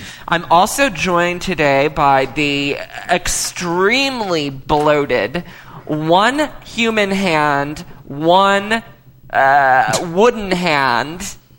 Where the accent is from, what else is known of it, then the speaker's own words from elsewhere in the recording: United States; I am American.